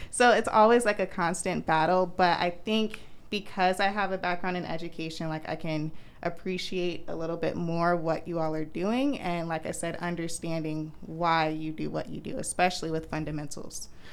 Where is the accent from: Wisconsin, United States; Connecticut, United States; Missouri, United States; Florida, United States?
Florida, United States; Orlando; I'm from Orlando